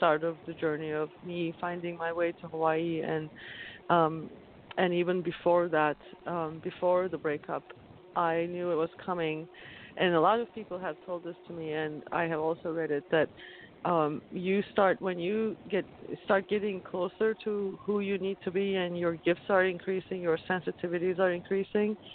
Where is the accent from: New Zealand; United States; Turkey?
Turkey; moved away as an adult; I'm originally from Turkey, like I mentioned. I moved here when I was 24, and until then, I survived a lot in Turkey growing up